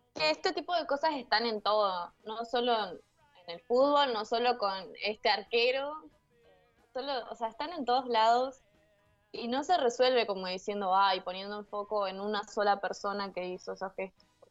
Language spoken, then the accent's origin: Spanish; zona sur of Greater Buenos Aires, Buenos Aires Province, Argentina; yo soy